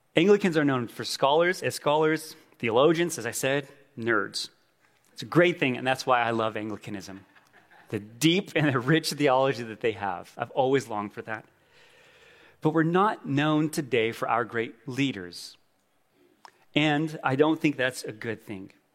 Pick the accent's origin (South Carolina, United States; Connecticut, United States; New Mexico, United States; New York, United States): New Mexico, United States; Gallup; moved away; My wife and I went home to my hometown Gallup